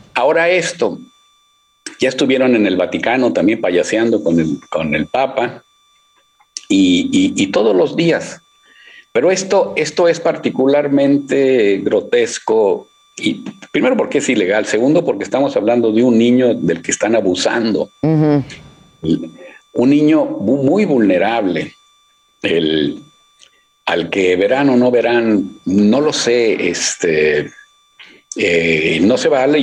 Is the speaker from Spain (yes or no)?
no; Monterrey, Nuevo León, Mexico; yo soy de Monterrey